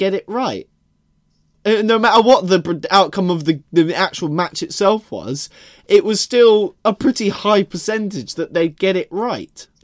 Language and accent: English; London, United Kingdom; I'm from London.